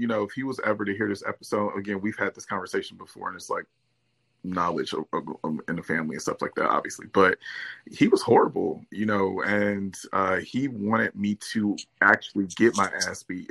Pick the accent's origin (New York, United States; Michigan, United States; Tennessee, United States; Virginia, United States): Michigan, United States; Detroit; moved away as an adult; also born or lived in Dallas, Texas; now in Los Angeles, United States; I'm from Detroit, like I say, born and raised